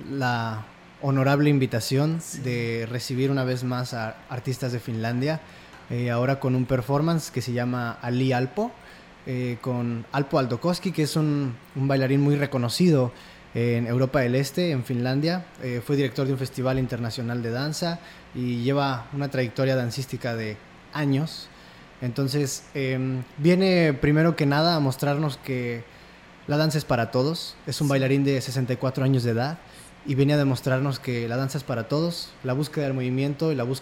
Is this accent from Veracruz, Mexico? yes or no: no; San Luis Potosí, Mexico; also born or lived in Ciudad Valles; Sí, yo nací en San Luis.